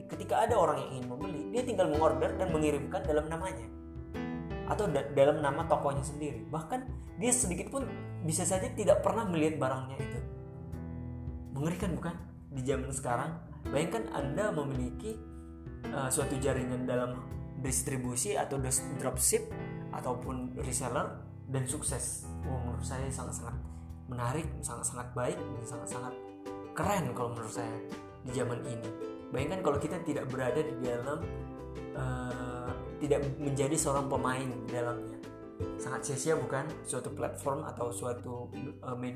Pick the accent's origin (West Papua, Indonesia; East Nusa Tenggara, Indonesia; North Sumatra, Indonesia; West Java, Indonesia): North Sumatra, Indonesia; moved away as an adult; untuk berangkat dari kampung saya dari Sumatera Utara ke Bandung saja itu harus mengorder